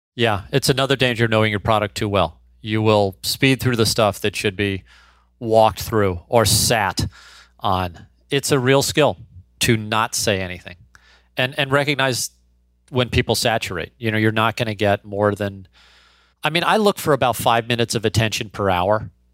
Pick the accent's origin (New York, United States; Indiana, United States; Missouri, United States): Missouri, United States; St. Louis; born or raised there